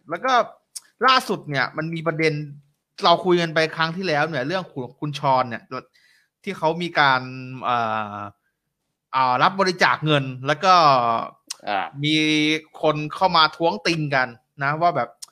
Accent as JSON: {"language": "Thai", "region": "Bangkok", "country": "Thailand", "also_born_or_lived": "Nakhon Ratchasima", "said": "ผมเนี่ยเป็นคนกรุงเทพนะแต่ว่าผมมีโอกาสได้ไปเรียนอยู่ที่โคราช"}